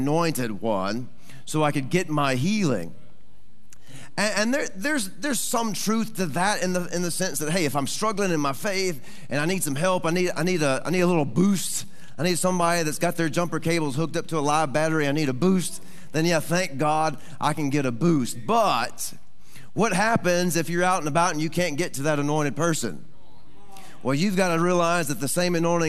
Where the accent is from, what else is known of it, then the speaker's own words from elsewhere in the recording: Texas, United States; moved away; also born or lived in Arkansas; I'm originally from Texas